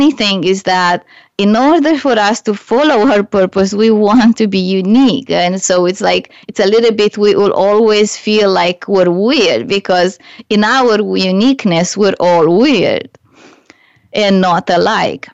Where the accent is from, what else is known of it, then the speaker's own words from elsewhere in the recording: Romania; English is a second language; moved away as an adult; now in Canada; when I was back home in Romania